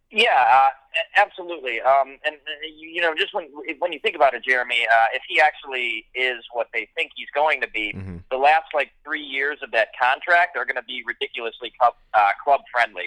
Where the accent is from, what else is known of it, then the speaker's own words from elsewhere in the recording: Milwaukee, Wisconsin, United States; my hometown sports teams, uh, and especially the Brewers